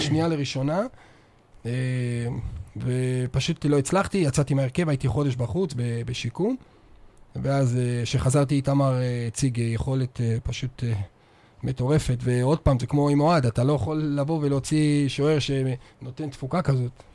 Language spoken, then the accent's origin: Hebrew; Northern Israel, Israel; moved away as an adult; now in Beersheba, Israel; אני צפוני מדי, אז לא היה לי ספק בכלל שהייתי נשאר לגור פה כל החיים